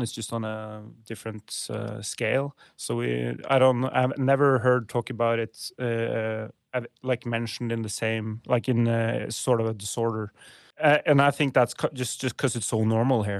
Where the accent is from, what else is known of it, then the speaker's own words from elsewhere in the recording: middle of Norway, central Norway, Norway; I grew up in Norway, Norwegian native. Uh, grew up in a small town, uh, in middle of Norway.